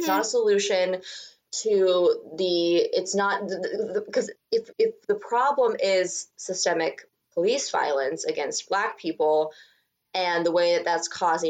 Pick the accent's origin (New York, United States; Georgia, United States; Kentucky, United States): New York, United States; New York City; But I will say personally, my personal belief as a New Yorker